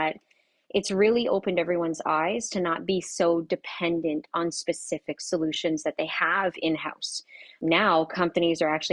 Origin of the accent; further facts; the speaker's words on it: Canada; I'm from, well, you'll probably hear the A's come out, but I am from Canada